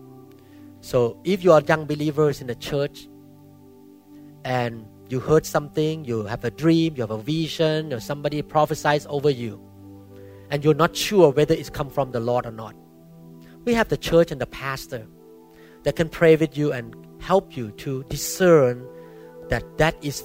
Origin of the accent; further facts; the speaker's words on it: Thailand; moved away; my background when I grew up in Thailand